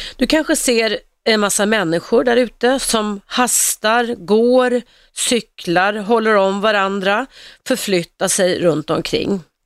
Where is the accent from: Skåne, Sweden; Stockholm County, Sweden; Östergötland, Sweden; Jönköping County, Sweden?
Stockholm County, Sweden; Stockholm; Jag växte upp på Regeringsgatan i Stockholm